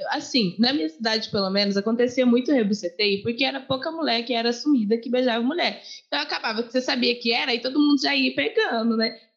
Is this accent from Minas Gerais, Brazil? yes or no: yes; Uberaba, Minas Gerais, Brazil; moved away; É Uberaba, Minas Gerais.